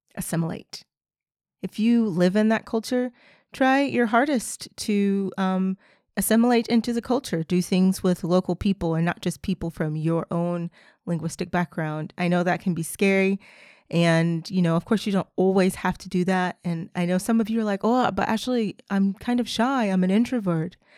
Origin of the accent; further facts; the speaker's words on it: United States; first language English; I am a native speaker, I am from the United States